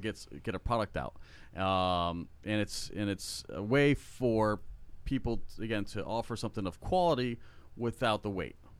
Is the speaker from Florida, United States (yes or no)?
yes; South Florida, United States; now in Central Florida, United States; I grew up in South Florida